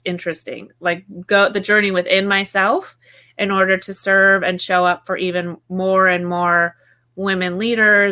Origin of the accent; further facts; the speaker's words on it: Alaska, United States; I grew up in Alaska